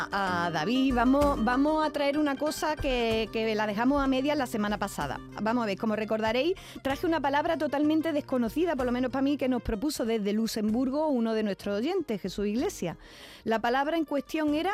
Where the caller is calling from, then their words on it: Úbeda, Andalusia, Spain; Hola, buenos días. Soy … de Úbeda.